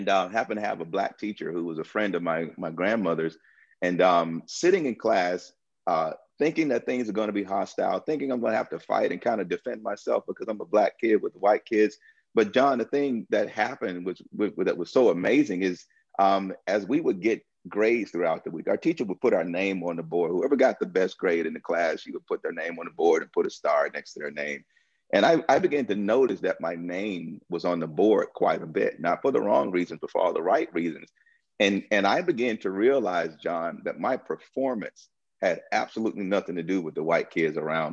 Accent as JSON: {"language": "English", "town": "Tuscaloosa", "region": "Alabama", "country": "United States", "tie": "born or raised there", "moved": "yes", "lives_now": "Chicago, United States", "said": "growing up in Tuscaloosa, in the tail end of segregation"}